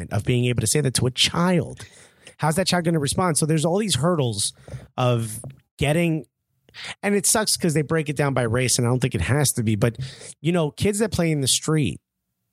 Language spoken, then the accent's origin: English; Newark, New Jersey, United States; I grew up in Newark.